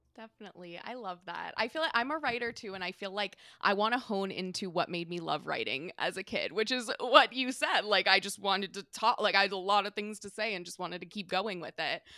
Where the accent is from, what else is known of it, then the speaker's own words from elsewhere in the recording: San Diego, California, United States; now in Maine, United States; I'm from San Diego